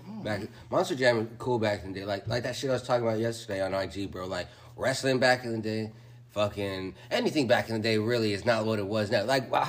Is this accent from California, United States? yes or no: yes; San Diego, California, United States; now in Arizona, United States; I'm from San Diego.